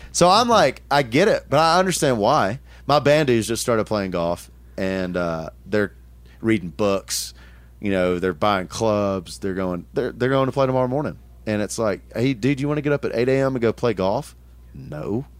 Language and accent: English; Tullahoma, Tennessee, United States; I grew up in, in Middle Tennessee. Um, Tullahoma, Tennessee was the town